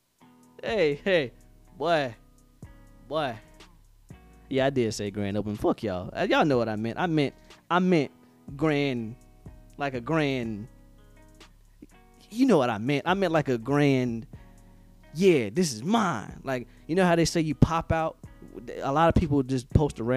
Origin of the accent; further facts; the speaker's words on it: Henderson, North Carolina, United States; moved away; also born or lived in Fayetteville, North Carolina; I am from Henderson, North Carolina, Big 252.